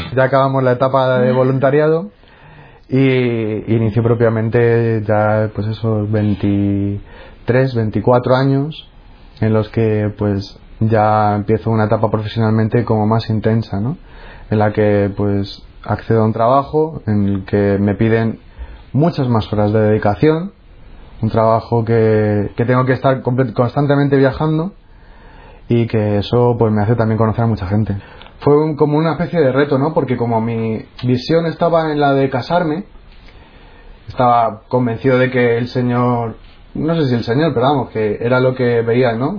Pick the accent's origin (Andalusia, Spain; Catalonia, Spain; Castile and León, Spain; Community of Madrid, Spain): Community of Madrid, Spain; Móstoles; Yo nací en Madrid y pasé mi infancia en Móstoles, que es una ciudad dormitorio de Madrid.